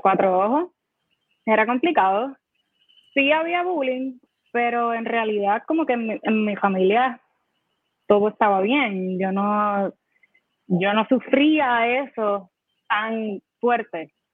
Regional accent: Humacao, Puerto Rico; yo me crié en Humacao

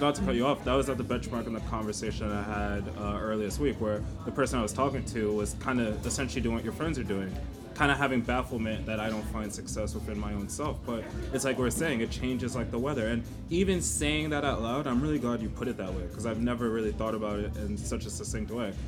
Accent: Rockland County, New York, United States; also born or lived in London; mostly in Rockland County

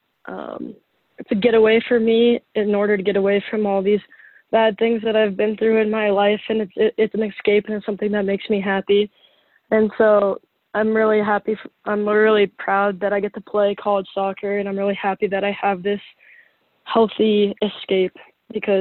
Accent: Colorado, United States; moved away as an adult; now in Nebraska, United States; I'm from Colorado

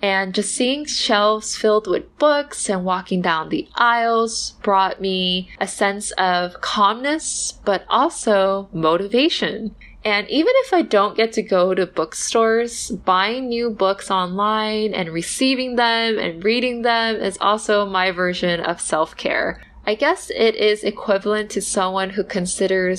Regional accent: California, United States; now in East Coast, United States; I grew up in California and the weather is always good

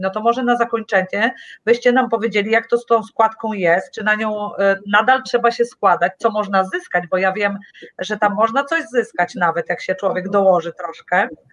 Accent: Tricity, Pomeranian Voivodeship, Poland; Ja jestem z Trójmiasta

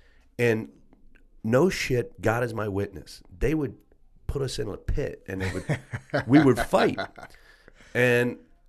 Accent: McKeesport, Pennsylvania, United States; also born or lived in New York; So again, I grew up in outside of Pittsburgh, technically a town called McKeesport. And where we lived was you either worked in the mill or was associated to the mill.

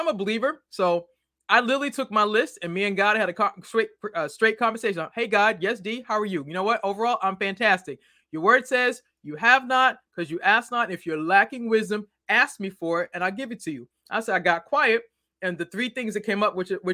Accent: Boston, Massachusetts, United States; now in Maryland, United States; I'm originally from Boston. I now live in the great state of Maryland.

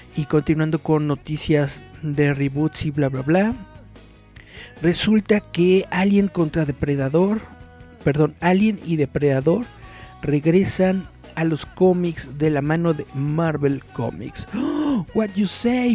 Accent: Mexico; somos mexicanos, pero hablamos español

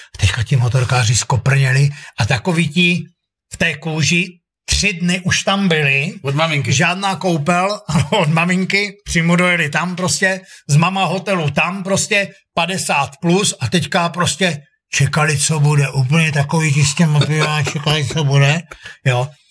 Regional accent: Ostrava, Moravian-Silesian Region, Czechia; accent: Ostrava; moved away; já pocházím z Ostravy

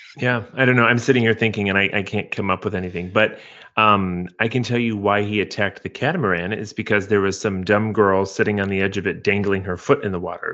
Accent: Midwest, United States; growing up in the Midwest

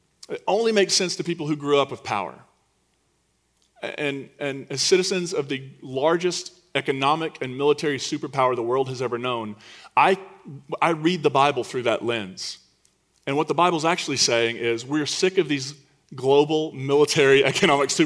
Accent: United States; as an American citizen, a straight, white, cisgendered American citizen

